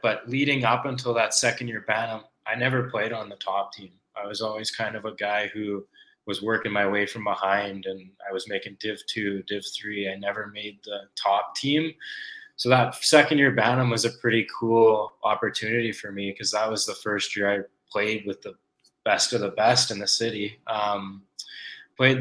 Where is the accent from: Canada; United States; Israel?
Canada; Calgary, Alberta; I was born and raised in Calgary